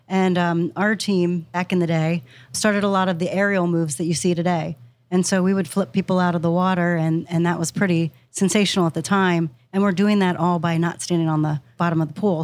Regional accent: Pennsylvania, United States; moved away as an adult; now in Ohio, United States; I'm from Pennsylvania originally

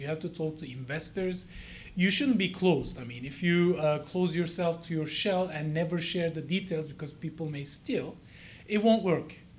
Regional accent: Ankara, Turkey; moved away as an adult; now in United States; I'm from the Cleveland of uh, Turkey

